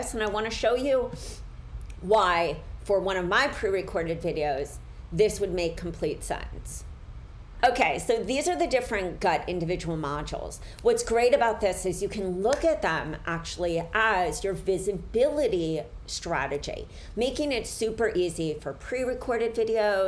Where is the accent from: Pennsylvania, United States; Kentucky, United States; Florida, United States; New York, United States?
Pennsylvania, United States; Philadelphia; I am from Philly. I grew up in Center City, but I lived in an area in Philly where I was right near the Italian market